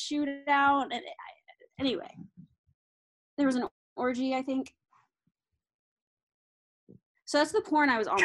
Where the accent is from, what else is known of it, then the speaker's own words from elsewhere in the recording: Arkansas, United States; moved away; I am from Arkansas